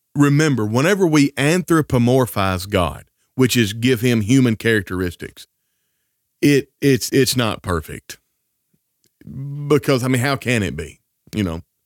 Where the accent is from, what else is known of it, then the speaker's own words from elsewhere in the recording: Northwest Tennessee, United States; I grew up in the South in Northwest Tennessee